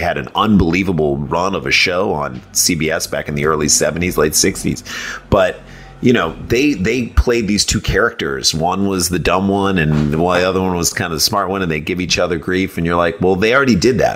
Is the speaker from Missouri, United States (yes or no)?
yes; St. Louis, Missouri, United States; born or raised there